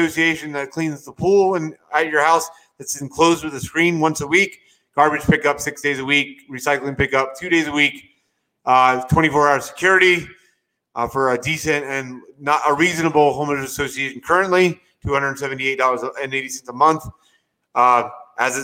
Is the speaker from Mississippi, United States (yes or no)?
no; St. Petersburg, Florida, United States; moved away as an adult; now in Orlando, United States; It's my hometown where I was born and raised.